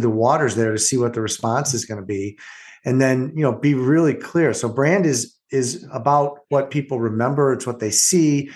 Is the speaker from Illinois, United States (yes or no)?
yes; Orland Park, Illinois, United States; I grew up in Orland Park